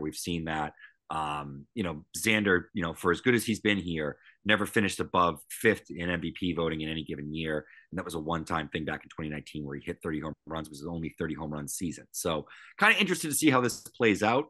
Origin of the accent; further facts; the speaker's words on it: Northeast, United States; I grew up in the Northeast. I grew up in these marketplaces